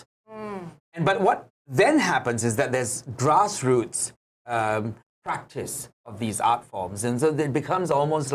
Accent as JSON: {"language": "English", "country": "Malaysia", "tie": "born or raised there", "said": "I am Malaysian by nationality"}